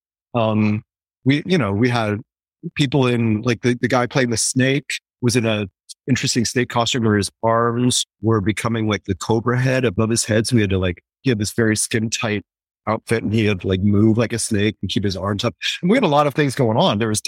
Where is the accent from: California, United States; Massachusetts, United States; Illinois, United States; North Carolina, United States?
Illinois, United States; outside Chicago; Chicago, where I grew up outside Chicago